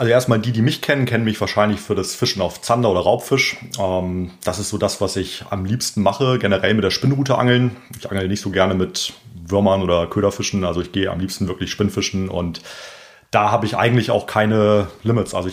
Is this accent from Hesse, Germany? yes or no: no; Bremen, Germany; Ich bin auch äh, Bremer Umländer